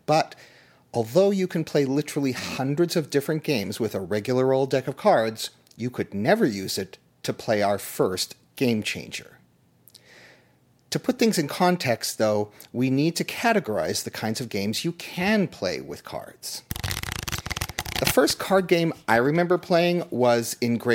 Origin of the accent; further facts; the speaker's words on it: Toronto, Ontario, Canada; Growing up in Toronto in the 1970s